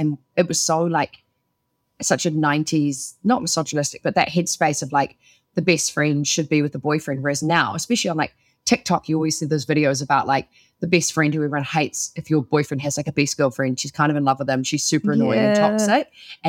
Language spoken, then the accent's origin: English; United Kingdom; I'm British.